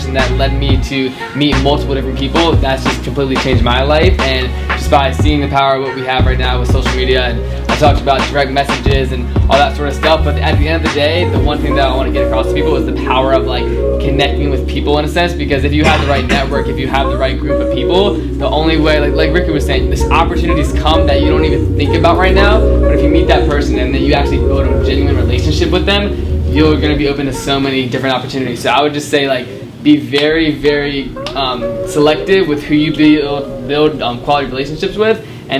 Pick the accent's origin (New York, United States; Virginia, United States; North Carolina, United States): Virginia, United States; Chesterfield; I grew up in Chesterfield, Virginia, a place you guys never heard